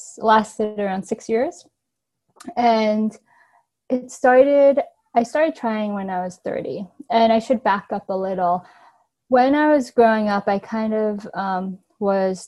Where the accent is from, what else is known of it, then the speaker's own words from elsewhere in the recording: New York, United States; I grew up in New York and I live in New York City currently.